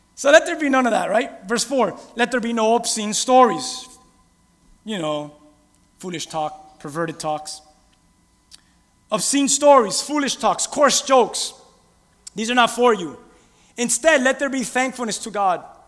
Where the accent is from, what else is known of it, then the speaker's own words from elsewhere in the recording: Miami, Florida, United States; I'm from Miami